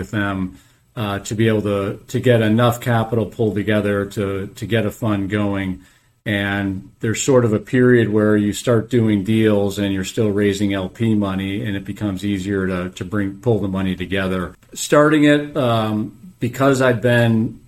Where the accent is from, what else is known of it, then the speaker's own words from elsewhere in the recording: Chicago, Illinois, United States; moved away as an adult; also born or lived in Wisconsin; now in Atlanta, United States; I was born and raised in Chicago